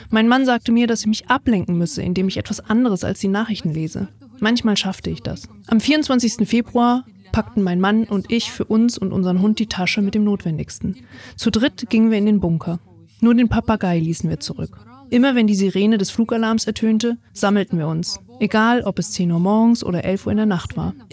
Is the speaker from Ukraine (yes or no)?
yes; Ukraine; now in Spain; Ich bin Ukrainerin und lebe jetzt in Spanien.